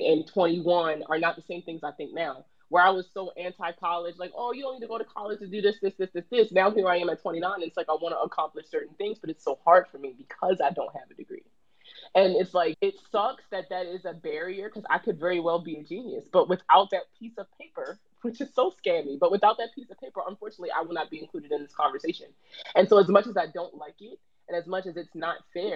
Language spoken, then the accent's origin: English; Baltimore, Maryland, United States; I'm from Baltimore, so Baltimore City public school system